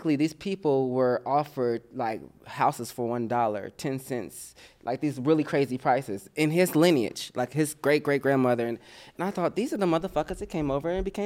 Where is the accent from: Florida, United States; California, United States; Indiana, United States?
Indiana, United States; Indianapolis; now in Los Angeles, United States; I growing up in Indiana